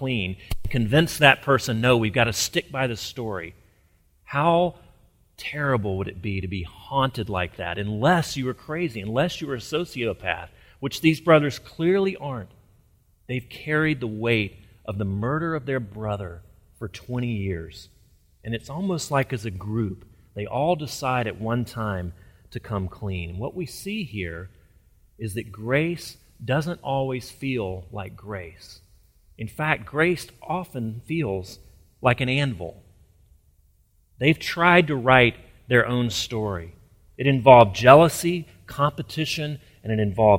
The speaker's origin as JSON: {"language": "English", "region": "Alabama", "country": "United States", "tie": "born or raised there", "said": "I grew up near in Alabama"}